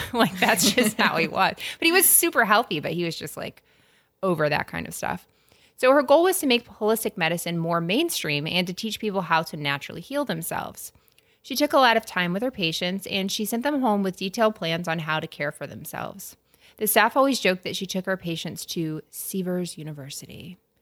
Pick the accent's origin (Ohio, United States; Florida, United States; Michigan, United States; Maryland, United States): Florida, United States; Tallahassee; I'm from Tallahassee